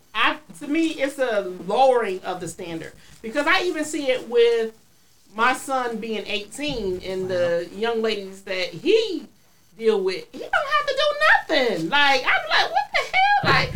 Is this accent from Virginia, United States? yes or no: yes; Hampton, Virginia, United States; born there; I was born in Hampton.